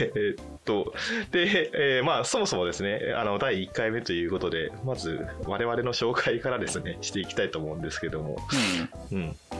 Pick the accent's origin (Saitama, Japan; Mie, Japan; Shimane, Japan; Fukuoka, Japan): Fukuoka, Japan; moved away as an adult; 福岡ですね九州の方の出身ですとで、生まれて、就職するまで24か5ぐらいまではずっと福岡に住んでました